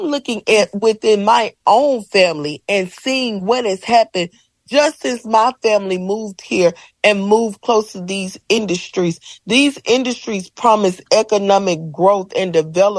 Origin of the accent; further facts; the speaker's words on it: Ruleville, Mississippi, United States; moved away as an adult; I'm from a small town in Mississippi called Ruleville.